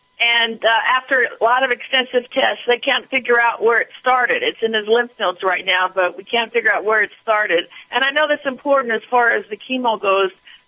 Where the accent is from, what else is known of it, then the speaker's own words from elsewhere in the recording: California, United States; California, born and raised.